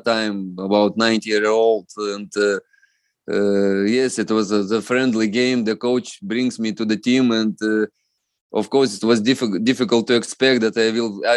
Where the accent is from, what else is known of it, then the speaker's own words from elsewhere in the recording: Lithuania; English is a second language; moved away as an adult; also born or lived in Netherlands / Scotland / Russia; I am from East Bloc country